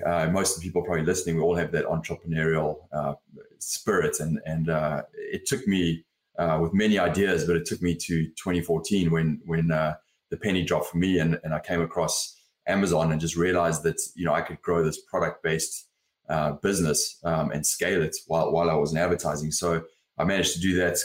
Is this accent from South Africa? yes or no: yes; South Africa; also born or lived in London, United Kingdom; now in Los Angeles, United States; I grew up in South Africa